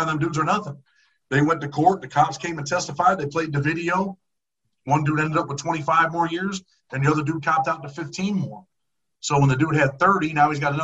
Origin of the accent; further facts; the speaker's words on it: New York, United States; I'm from New York